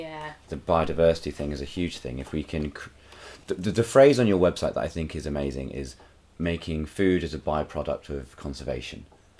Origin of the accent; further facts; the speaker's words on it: New Forest, South East England, United Kingdom; Where I grew up in the New Forest